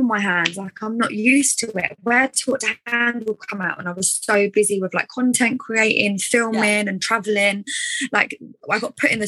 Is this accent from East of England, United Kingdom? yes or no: yes; Essex, East of England, United Kingdom; accent: Essex; with my Essex accent